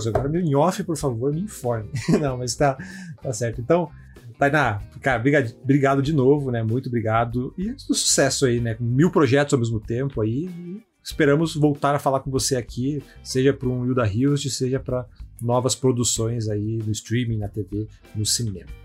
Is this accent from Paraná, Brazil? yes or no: yes; Curitiba, Paraná, Brazil; eu sou, de Curitiba, sou o representante